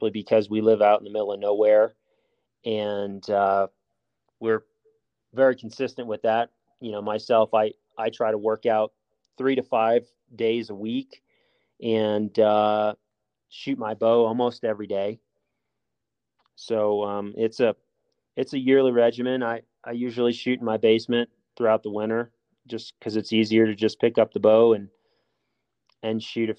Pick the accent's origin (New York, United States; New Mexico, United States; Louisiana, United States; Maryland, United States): Louisiana, United States; New Orleans; moved away; also born or lived in Alabama; I grew up hunting in down south. I'm from New Orleans originally, and grew up hunting whitetails in Alabama.